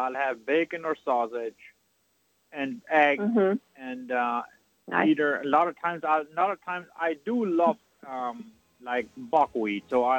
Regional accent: South Dakota, United States; I was born in South Dakota.

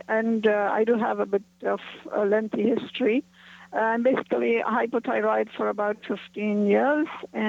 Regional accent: Dubai, United Arab Emirates; I'm from Dubai.

